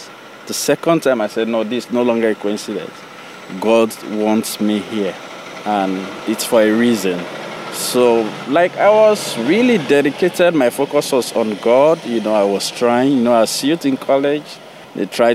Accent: Sierra Leone; now in Boston, United States; I was born in Sierra Leone

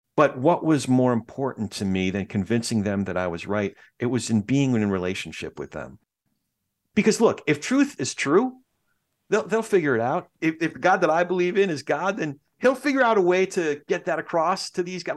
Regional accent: New York, United States; my family is Jewish. We're all from New York.

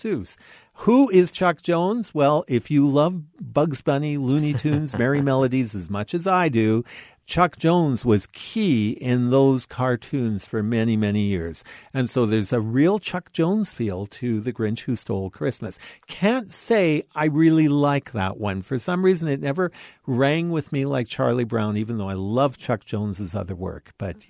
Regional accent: Canada; Being a Canadian

